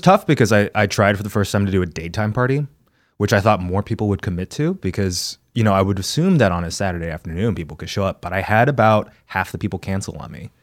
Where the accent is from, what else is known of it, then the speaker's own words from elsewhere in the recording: Texas, United States; moved away; as a Texan child